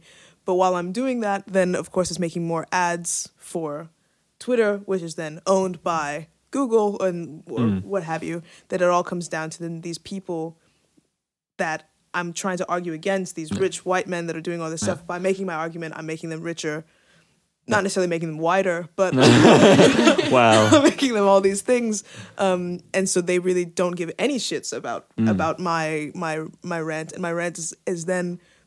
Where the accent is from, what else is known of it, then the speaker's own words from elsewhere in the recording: San Francisco Bay Area, California, United States; growing up in the San Francisco Bay Area and growing up literally like around the corner from Apple